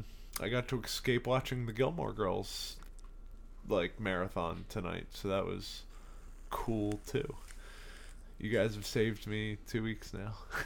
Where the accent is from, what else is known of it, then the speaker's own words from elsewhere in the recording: Ireland; Yes, but I don't speak with that accent. I'm Irish.